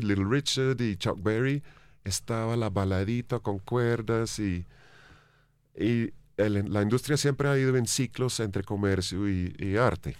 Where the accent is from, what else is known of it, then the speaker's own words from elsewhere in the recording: England, United Kingdom; Spanish is a second language; moved away as an adult; now in Bogotá, Colombia; siendo inglés